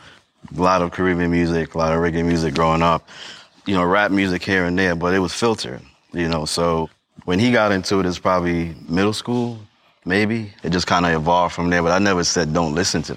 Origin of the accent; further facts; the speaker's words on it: New York City, New York, United States; also born or lived in St. Vincent and the Grenadines; I grew up in Brooklyn in the crack era